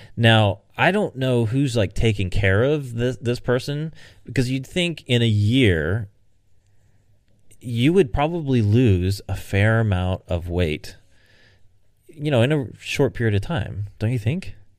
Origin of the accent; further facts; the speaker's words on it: United States; I'm an American